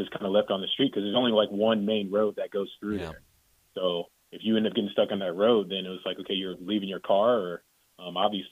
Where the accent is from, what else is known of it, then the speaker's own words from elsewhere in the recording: Virginia Beach, Virginia, United States; moved away as an adult; also born or lived in Hawaii; I grew up in Virginia Beach, Virginia, so I was there until I was 18, but I lived in Hawaii for 16 years